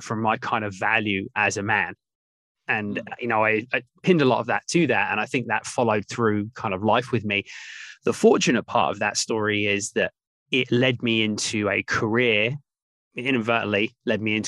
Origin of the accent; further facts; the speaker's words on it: England, United Kingdom; I grew up in England, my mum, my dad, my older brother